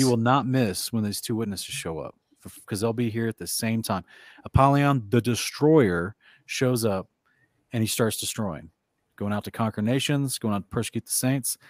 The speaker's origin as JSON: {"language": "English", "region": "Oklahoma", "country": "United States", "tie": "born or raised there", "moved": "yes", "said": "I grew up in Oklahoma where they have a thousand tornadoes every year"}